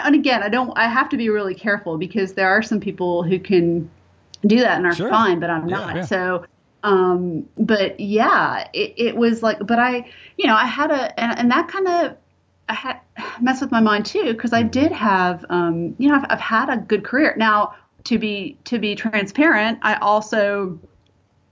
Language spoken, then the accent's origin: English; Clearwater, Florida, United States; I grew up in Florida, so I don't know. You know, some consider it the South, some don't.